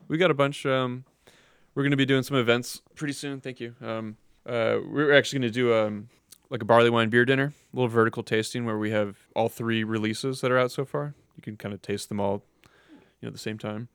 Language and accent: English; Cleveland, Ohio, United States; I grew up in Cleveland. I've always lived in Cleveland.